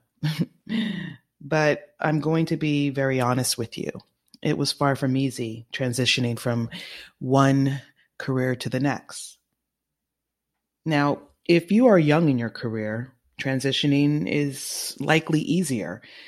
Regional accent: California, United States; now in New York, United States; California, my home state

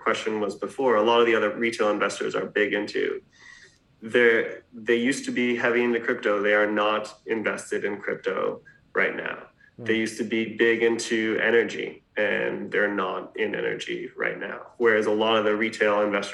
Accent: Canada; moved away as an adult; also born or lived in New York; I grew up in Canada and left when I was 20.

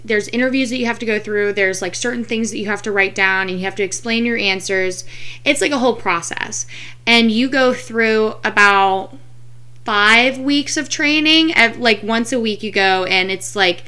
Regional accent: Fort Worth, Texas, United States; now in St. Petersburg, United States; I'm originally from Fort Worth, Texas, but now I live in St. Petersburg, Florida

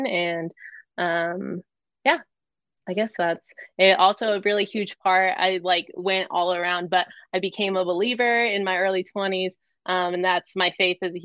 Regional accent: Phoenix, Arizona, United States; moved away as an adult; also born or lived in New Hampshire; I was born and raised in Arizona.

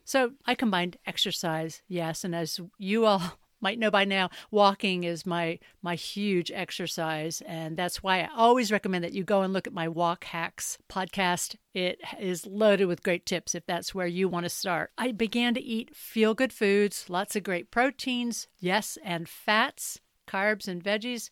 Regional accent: Mint Hill, North Carolina, United States; moved away as an adult; also born or lived in Stamford, Connecticut / Boston / Hong Kong / Charlotte; now in England; I was born in Stamford, Connecticut, then transplanted to a rural horse farm in Mint Hill, North Carolina, outside Charlotte

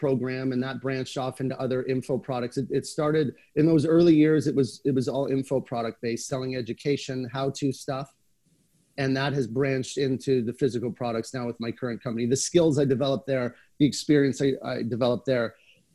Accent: Canada; being a Canadian

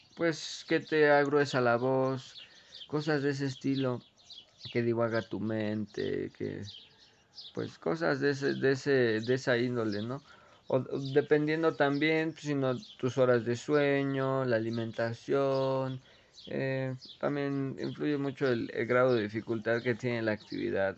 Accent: Mexico; also born or lived in Ecatepec, State of Mexico; como buen mexicano

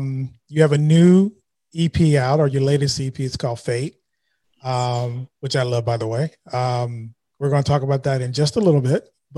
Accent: Bay Area, California, United States; I'm from the Bay Area

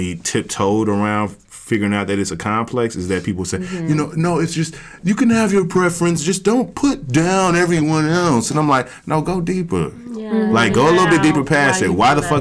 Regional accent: the South, United States; I'm from the South

